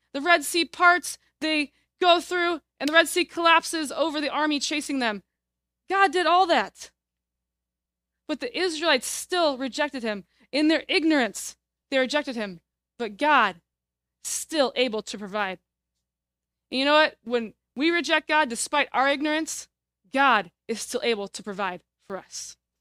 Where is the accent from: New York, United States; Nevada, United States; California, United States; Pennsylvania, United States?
California, United States; Fresno; now in Davis, United States; I am from Fresno, California originally